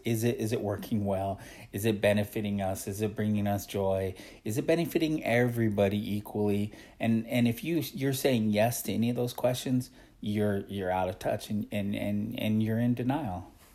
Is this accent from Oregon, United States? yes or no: yes; Oregon, United States; where I grew up in Oregon